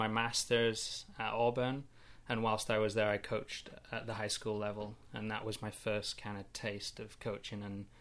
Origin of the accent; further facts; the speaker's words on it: Kendal, North West England, United Kingdom; moved away as an adult; now in United States; You can probably hear already from my accent. I grew up in England in a small town called Kendall.